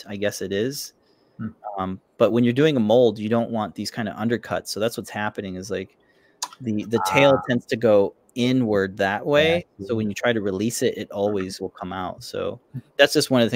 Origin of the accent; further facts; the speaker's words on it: Florida, United States; moved away as an adult; now in New England, United States; I've never seen snow in my 30 years growing up in Florida with Pedro